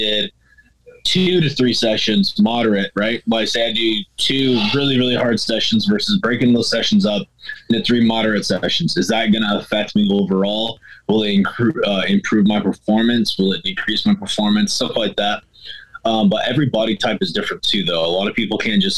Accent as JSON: {"language": "English", "area": "Humboldt County", "region": "California", "country": "United States", "tie": "born or raised there", "said": "I grew up in Humboldt, so we had to drive if we wanted to get anywhere"}